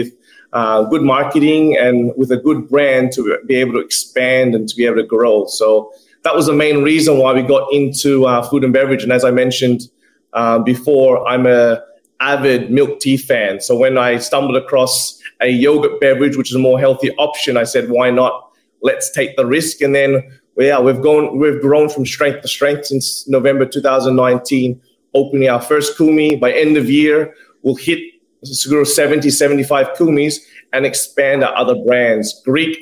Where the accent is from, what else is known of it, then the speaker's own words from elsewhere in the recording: Zamboanga City, Zamboanga Peninsula, Philippines; now in Australia; It's our hometown. It's my hometown